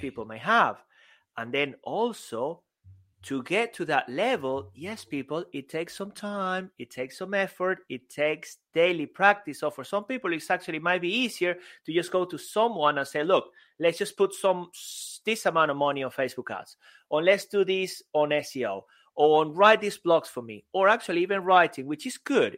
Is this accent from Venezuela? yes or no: yes; Venezuela; English is a second language; moved away as an adult; also born or lived in Spain; now in United Kingdom